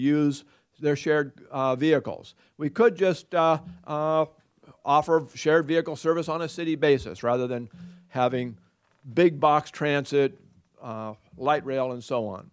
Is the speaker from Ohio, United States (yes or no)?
no; Oregon, United States; I'm from Oregon